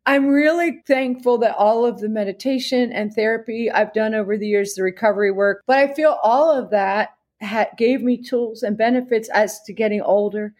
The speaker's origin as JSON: {"language": "English", "region": "New Jersey", "country": "United States", "said": "I'm from New Jersey"}